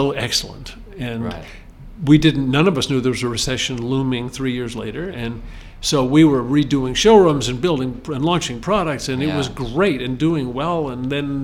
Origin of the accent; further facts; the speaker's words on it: Chicago, Illinois, United States; moved away as an adult; also born or lived in Nashville, Tennessee / Mississippi; now in Darien, Connecticut, United States; I grew up in Chicago downtown